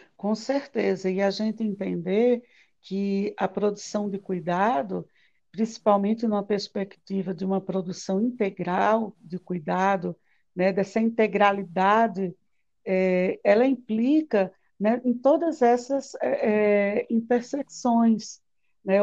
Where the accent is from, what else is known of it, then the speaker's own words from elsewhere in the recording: Palmeira dos Índios, Alagoas, Brazil; Eu nasci numa cidade aqui em Alagoas chamada Palmeira dos Índios.